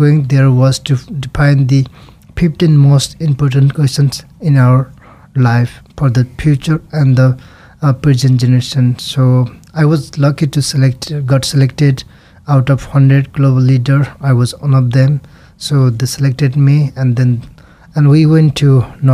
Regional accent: Nepal; English is a second language; moved away as an adult; also born or lived in Norway; now in Idaho, United States; I was born in Nepal

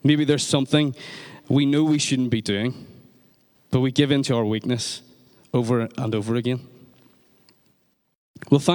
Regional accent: Northern Ireland, United Kingdom; in Northern Ireland, we talk about giving off

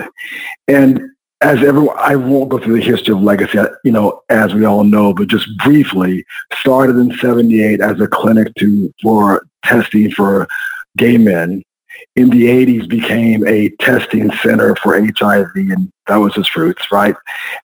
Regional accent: San Antonio, Texas, United States; also born or lived in Austin, Texas / Houston, Texas; I'm a Texas boy, Brian. I was born and raised in San Antonio, Texas

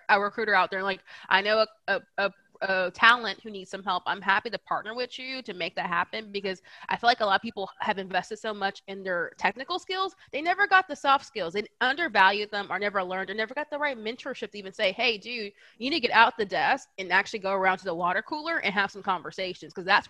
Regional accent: Bay Area, California, United States; also born or lived in Atlanta; I'm from California. I'm from the Bay Area

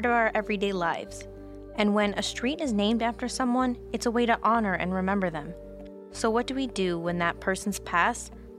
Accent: Wisconsin, United States; While I grew up in Wisconsin, seeing the Confederate flag was a regular thing.

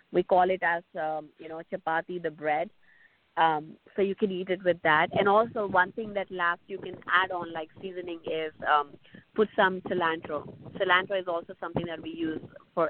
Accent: South India, India; I come from South India

